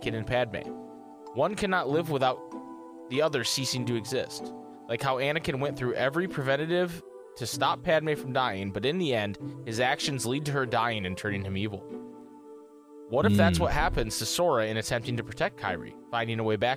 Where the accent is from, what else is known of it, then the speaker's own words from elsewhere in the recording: Michigan, United States; I'm from Michigan, which I am